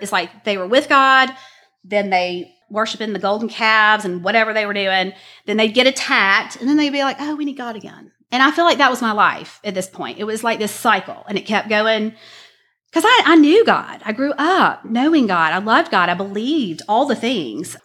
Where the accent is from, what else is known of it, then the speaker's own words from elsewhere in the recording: Birmingham, Alabama, United States; I grew up here in Birmingham, Alabama